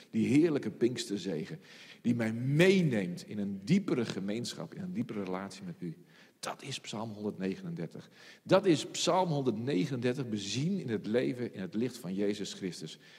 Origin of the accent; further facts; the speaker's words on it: Friesland, Netherlands; als Fries